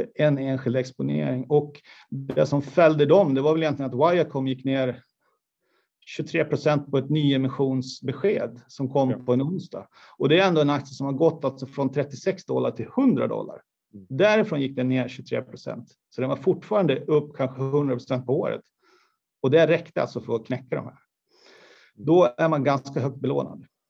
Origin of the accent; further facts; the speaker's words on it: Borlänge, Dalarna County, Sweden; jag är uppvuxen i Kvarnsveden